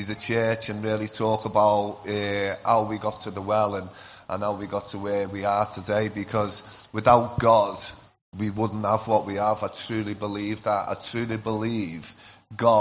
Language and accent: English; Liverpool, North West England, United Kingdom; accent: Scouse; I'm from Liverpool